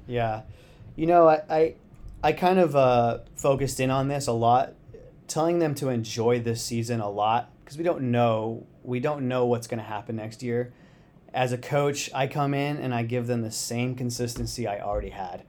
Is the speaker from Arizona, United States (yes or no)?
yes; Phoenix, Arizona, United States; moved away as an adult; I grew up in Phoenix, Arizona